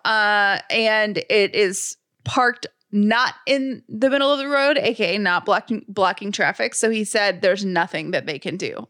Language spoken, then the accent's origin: English; Atlanta, Georgia, United States; now in Sandy Springs, United States; I grew up in the city of Atlanta